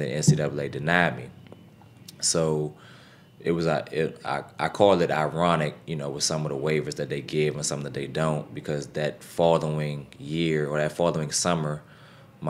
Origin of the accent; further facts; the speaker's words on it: Capitol Heights, Maryland, United States; also born or lived in Poughkeepsie, New York; I grew up in the Capitol Heights, Sea Pleasant area